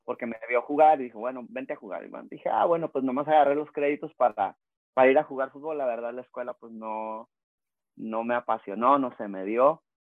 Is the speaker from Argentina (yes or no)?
no; Rosarito, Baja California, Mexico; also born or lived in Tijuana; now in San Diego, United States; crecí, nací en Rosarito, Baja California, México. Este, crecí, pues es que crecí en Rosarito, Tijuana y acá en San Diego. Este, viví muchos años en Rosarito.